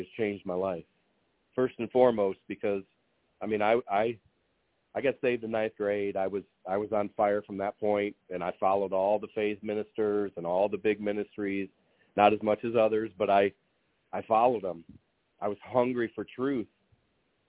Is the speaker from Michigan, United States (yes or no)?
yes; Lansing, Michigan, United States; I'm from Lansing, Michigan.